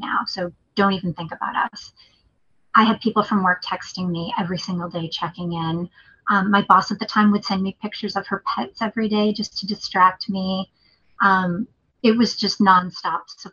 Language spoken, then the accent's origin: English; New England, United States; moved away; I'm from New England too.